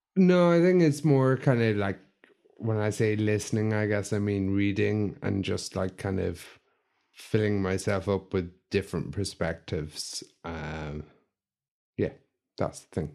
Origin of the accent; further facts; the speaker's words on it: County Limerick, Ireland; I grew up in Kent, Limerick, eh, in a small village